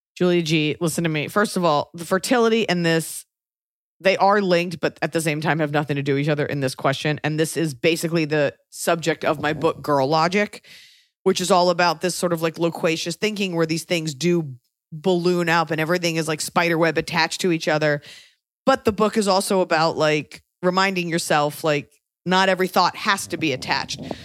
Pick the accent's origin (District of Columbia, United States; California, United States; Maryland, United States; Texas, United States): Texas, United States; I'm from Texas